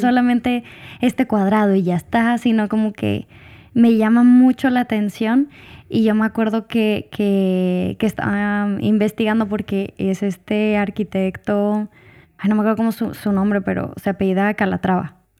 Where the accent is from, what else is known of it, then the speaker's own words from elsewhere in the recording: Hermosillo, Sonora, Mexico; moved away; also born or lived in Puebla; cuando regresaba a, a Hermosillo, pues me gustaba porque es otro, es, es, mi tierra